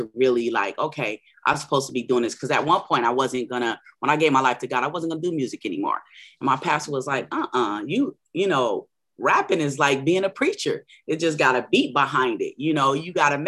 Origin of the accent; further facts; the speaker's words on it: San Diego, California, United States; also born or lived in Orange County, California / Long Beach, California; I was born in San Diego, California, lived a little bit, a couple of years in Orange County and Long Beach, Cali as well. I'm a native here in San Diego